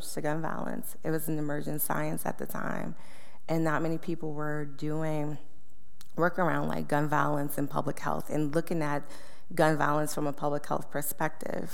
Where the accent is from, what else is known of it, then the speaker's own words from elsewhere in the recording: New Orleans, Louisiana, United States; now in Atlanta, United States; I'm from New Orleans, born and raised in the city. I was born in the city's third ward